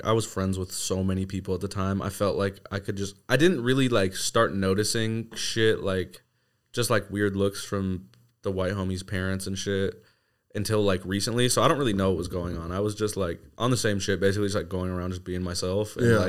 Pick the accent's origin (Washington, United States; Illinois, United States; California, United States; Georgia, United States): Washington, United States; Seattle; growing up in North Seattle was sick.